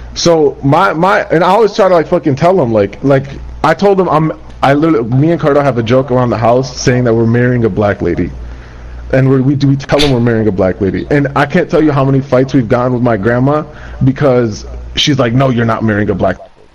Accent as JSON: {"language": "English", "country": "United States", "tie": "born or raised there", "also_born_or_lived": "Kurdistan, Iraq", "said": "I was raised in America"}